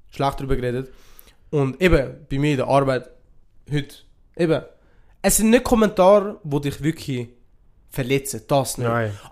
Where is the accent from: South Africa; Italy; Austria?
Italy; now in Switzerland; ich will nicht als Schweizer bezeichnet werden, ich würde als Ausländer bezeichnet werden, ich würde als Italiener bezeichnet werden.